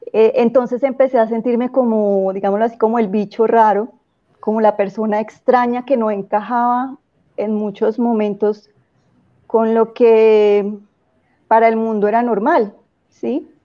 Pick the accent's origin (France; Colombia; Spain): Colombia; Cúcuta, Norte de Santander; Eh, bueno, Nora, te cuento que, mm, bueno, soy de Cúcuta, empezando por ahí, no